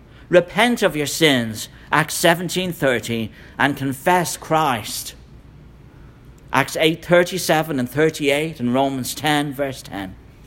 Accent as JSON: {"language": "English", "country": "Ireland", "said": "As you know, I'm from Ireland. If you want to know about a dangerous church split, go to Ireland."}